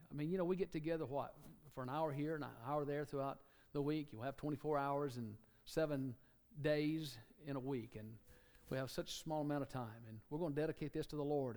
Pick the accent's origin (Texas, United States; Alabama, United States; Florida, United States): Alabama, United States; moved away; somebody from Alabama. People say, Where are you from? Alabama